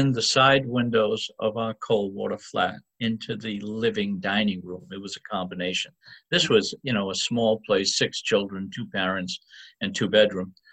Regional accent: Tiverton, Rhode Island, United States; accent: Rhode Island; now in Quincy, United States; I grew up in Tiverton, Rhode Island

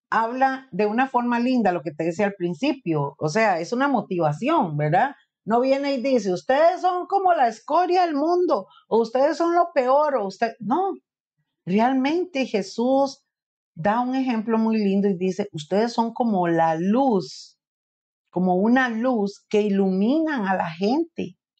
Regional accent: Costa Rica

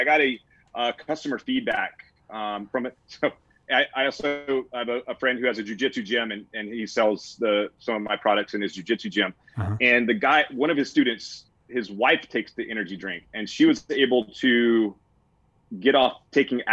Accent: Mississippi, United States; moved away as an adult; also born or lived in Virginia Beach, Virginia / San Diego, California / Oahu, Hawaii; I grew up in Mississippi.

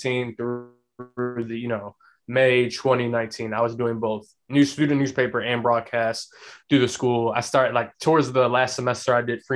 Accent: Chicago, Illinois, United States; moved away as an adult; now in Orlando, United States; I grew up in Chicagoland area, so I grew up a Bulls fan

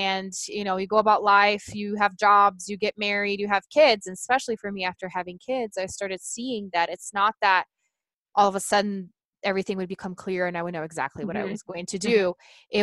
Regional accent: Brazil; first language Portuguese; English is a second language; moved away as an adult; now in Colorado, United States; I'm originally from Brazil. I do live in Colorado, but born and raised in Brazil

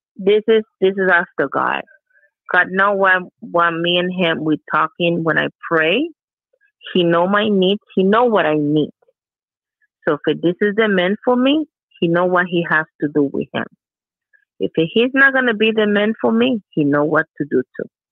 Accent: Puerto Rico; English is a second language; Puerto Rican we're a mix of three.

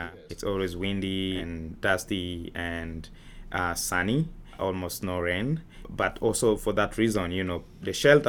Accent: Tanzania; moved away; also born or lived in Kakuma, Kenya / Nairobi, Kenya; growing up in Tanzania.

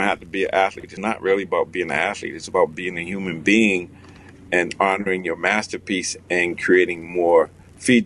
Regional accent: Boston, Massachusetts, United States; I grew up in Boston, I live in Boston

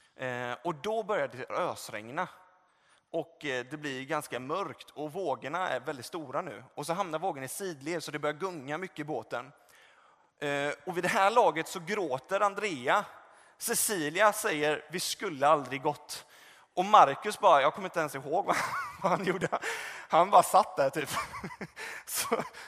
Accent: Gothenburg, Västra Götaland, Sweden; moved away; där jag är uppvuxen och kommer från Göteborg

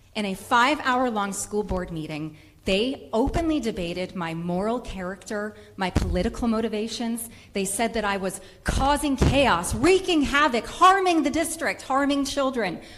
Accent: Rhode Island, United States; I am a mother from Rhode Island

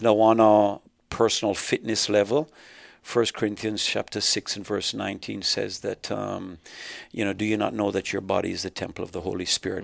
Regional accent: Jamaica; also born or lived in Canada; now in United States; I was just talking about growing up in Jamaica.

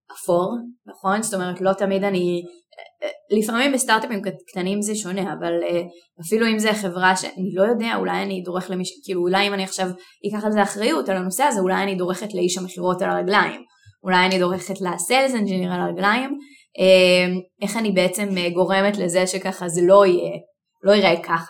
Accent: Israel; בתור אה, ישראלים

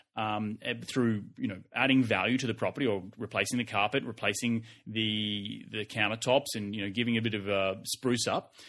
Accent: Australia; now in United States; I'm Australian and I'm Australian living in the U S

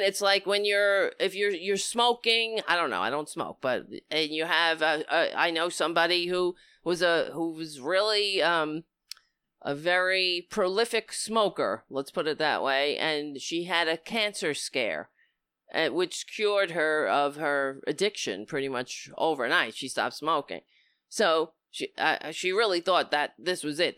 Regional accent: United States; as an American

